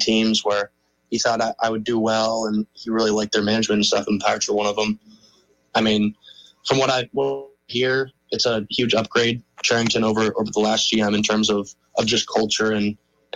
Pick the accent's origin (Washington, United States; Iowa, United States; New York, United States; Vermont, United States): Vermont, United States; I was from Vermont